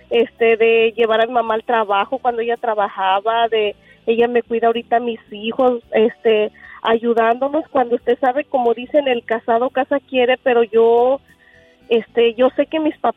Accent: Unión de San Antonio, Jalisco, Mexico; Unión de San Antonio, Jalisco.

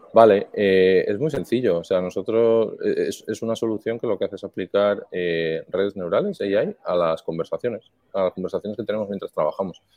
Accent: Madrid, Community of Madrid, Spain; moved away as an adult; now in Miami, United States; nací en Madrid, eh, familia también de, aquí de España

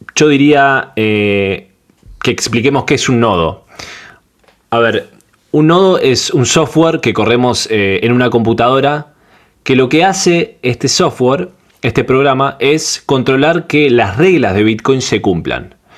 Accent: Argentina; soy de Argentina

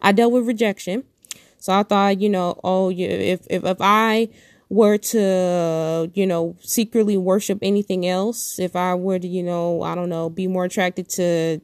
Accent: Detroit, Michigan, United States; I'm born and raised in Detroit, Michigan

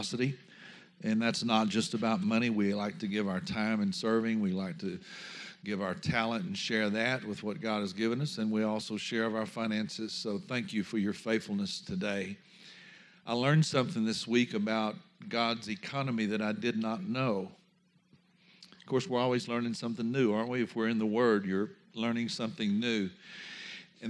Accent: Louisiana, United States; I come from Louisiana

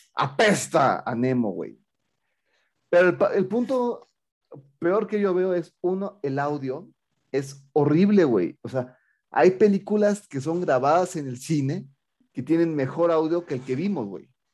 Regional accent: Mexico; más para mi tierra

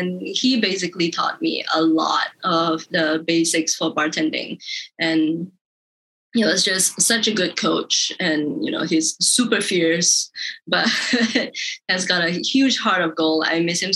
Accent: Malaysia; being Malaysian

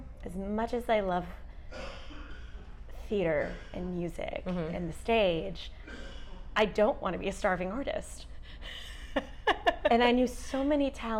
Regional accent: Dallas, Texas, United States; also born or lived in Houston, Texas; Texas girl at heart, born here, lived here all my life

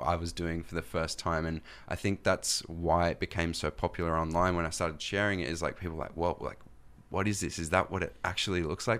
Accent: Australia; accent: Australian; when I come over here to the States, I'm from Australia

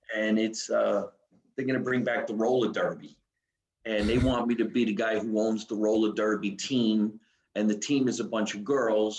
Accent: New Jersey, United States; I'm from New Jersey

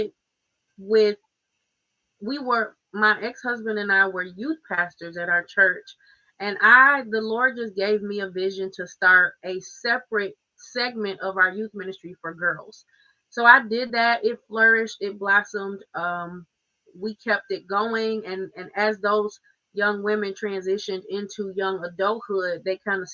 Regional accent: Muskegon, Michigan, United States; I'm born and raised in Muskegon, Michigan. Been here my whole life

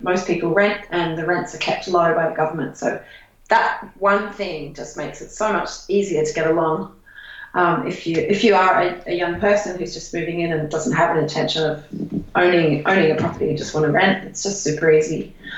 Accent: Australia; I, as an Australian traveller

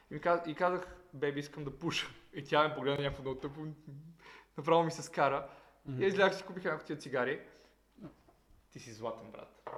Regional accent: Montana, Montana Province, Bulgaria; пак съм от Монтана, северо-западна България, ние там сме пияници долни

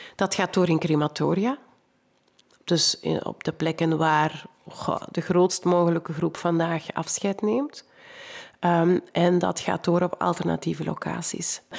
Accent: Kempen, Flanders, Belgium; ik kom ook uit de Kempen.

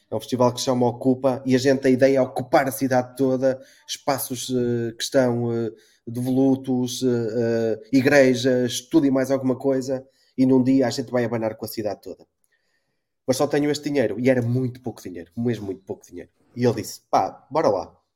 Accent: Porto, Norte, Portugal; now in Azores, Portugal; eu tinha o percurso contrário, que eu sou do, do Porto e vim viver para cá.

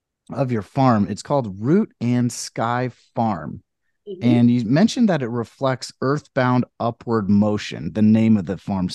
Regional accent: Idaho, United States; growing up in Idaho, just the smell of a farm sometimes brings back nostalgic, feel to me.

